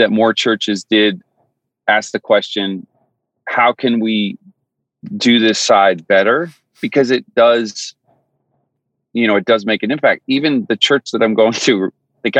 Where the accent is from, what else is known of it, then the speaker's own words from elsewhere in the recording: Newfoundland and Labrador, Canada; moved away as an adult; I grew up in Newfoundland, Canada. And so I lived there for 20 years, born and raised.